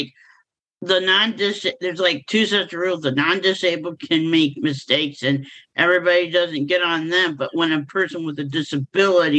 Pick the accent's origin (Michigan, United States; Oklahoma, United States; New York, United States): Michigan, United States; Kalamazoo; I am from Kalamazoo, Michigan